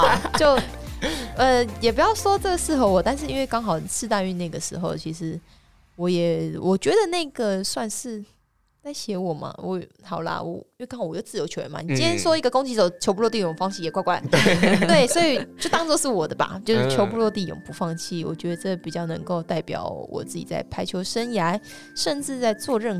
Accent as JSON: {"language": "Chinese", "country": "Taiwan", "said": "我只觉得我台湾人的这一刻让我觉得非常的感动。"}